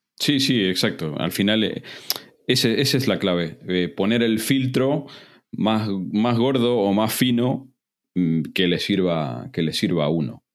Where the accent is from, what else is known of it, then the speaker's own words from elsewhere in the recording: Argentina; moved away as an adult; now in Spain; Yo me fui muy mal de Argentina